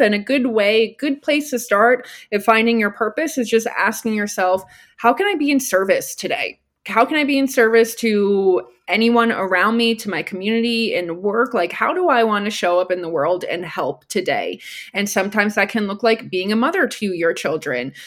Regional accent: New Jersey, United States; moved away; also born or lived in Austin, Texas / Denver, Colorado; I grew up in New Jersey

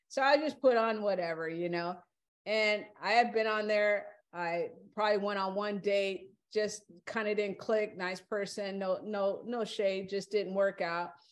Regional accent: California, United States; you know, and me, I'm from California, so that ain't far. That ain't nothing.

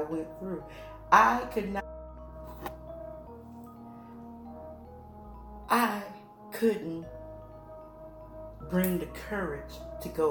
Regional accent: Chicago, Illinois, United States; I'm from Illinois, Chi-town, suburbs, all them, they don't cry, thugs don't cry, that's what I was raised on

